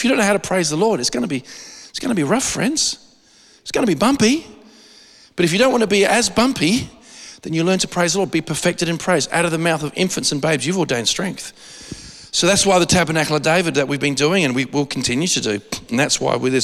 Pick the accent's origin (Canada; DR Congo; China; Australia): Australia; I'm an Aussie